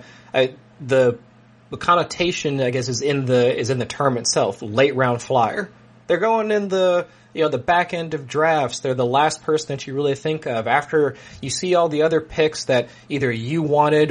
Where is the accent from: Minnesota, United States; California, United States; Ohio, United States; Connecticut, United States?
Ohio, United States; I'm from Ohio